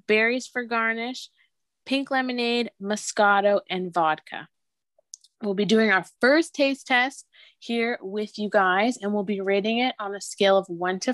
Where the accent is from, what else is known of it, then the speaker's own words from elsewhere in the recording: Ontario, Canada; I am from Ontario, Canada as well.